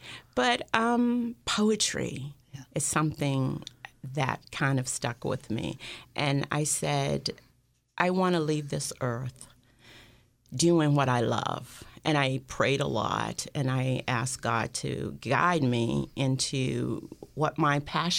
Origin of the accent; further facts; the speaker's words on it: Alabama, United States; We were protesting, and this is Alabama. This is back in the 60s, early 60s. I was 12, and he came to our town, and we were sitting there